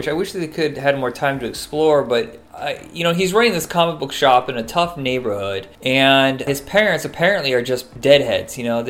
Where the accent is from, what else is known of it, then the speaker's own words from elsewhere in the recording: Indiana, United States; where I grew up in Indiana, everybody listened to hair metal.